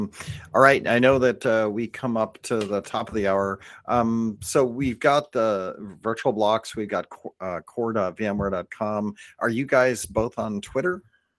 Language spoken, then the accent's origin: English; California, United States; I'm from Northern California, and tri-tip and mostly California in general, we don't do a lot of sauces.